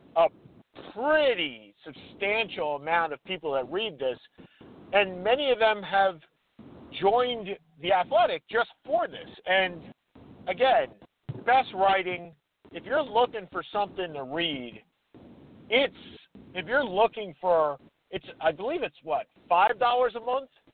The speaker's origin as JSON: {"language": "English", "area": "Long Island", "region": "New York", "country": "United States", "tie": "born or raised there", "said": "growing up on Long Island"}